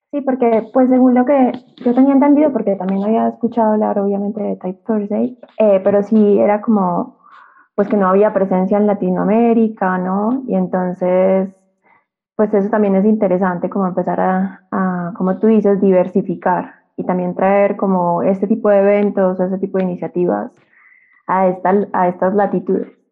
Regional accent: Colombia; moved away as an adult; now in Mexico City, Mexico; soy una colombiana que vive en Ciudad de México y me vine a estudiar acá la maestría

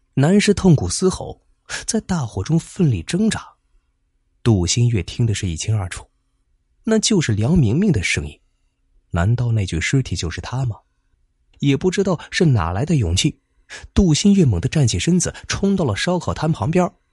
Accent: Zibo, Shandong, China; 我们淄博这边

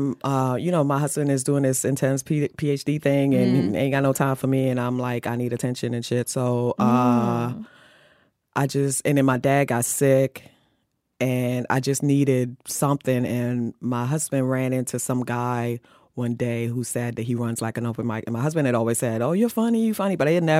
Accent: Maryland, United States; moved away as an adult; I moved to New York from Maryland after I finished high school to go to FIT to go into fashion design.

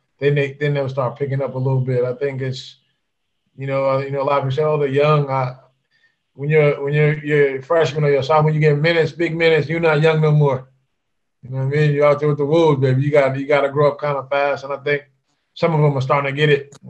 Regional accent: Memphis, Tennessee, United States; Growing up in Memphis, man, being a Memphian

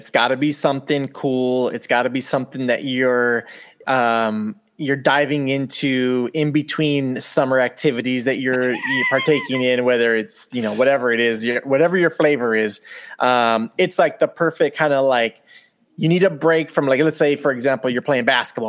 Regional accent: Southern California, United States; I grew up here in Southern California, hot as F during the summer.

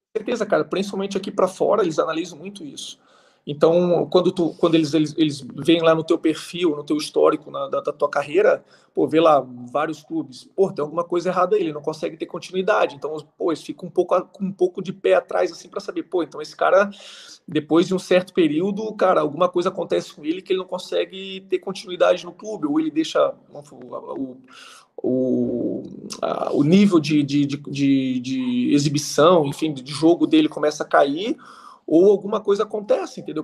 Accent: Águas Mornas, Santa Catarina, Brazil; moved away as an adult; also born or lived in Qatar; now in United Arab Emirates; A cidade se chama Águas Mornas, eu nasci lá, minha família

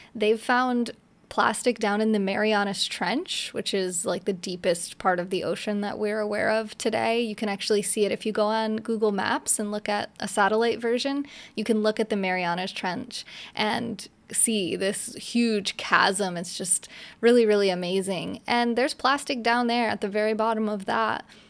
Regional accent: upstate New York, United States; moved away as an adult; also born or lived in New Jersey; now in Florida, United States; I grew up in upstate New York

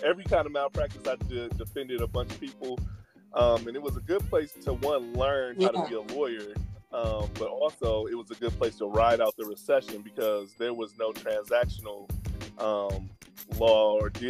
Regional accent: Milwaukee, Wisconsin, United States; also born or lived in Ann Arbor, Michigan; I was born and raised in Milwaukee. My family's been here for like four generations

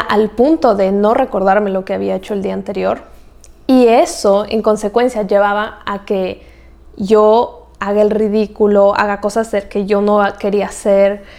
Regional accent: Ecuador; moved away as an adult; Yo soy de Ecuador

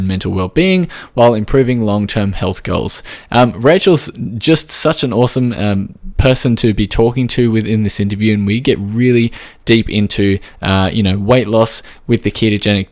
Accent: Australia

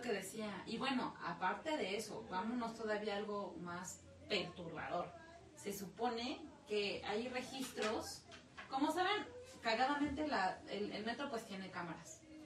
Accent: Mexico; como buenos mexicanos

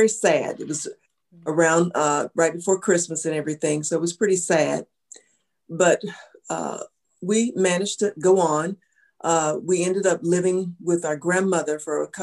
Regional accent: Lubbock, Texas, United States; I grew up in Lubbock, Texas

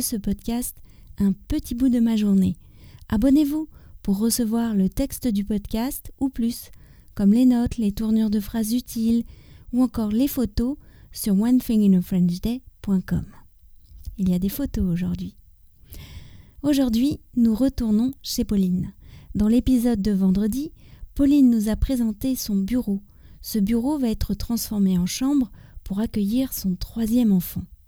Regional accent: France; also born or lived in near Paris; je suis française, j'habite près de Paris

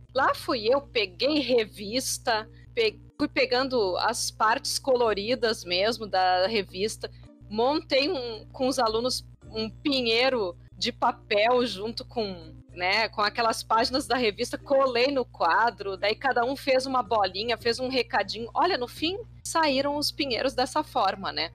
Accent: Porto Alegre, Rio Grande do Sul, Brazil; Eu sou de Porto Alegre

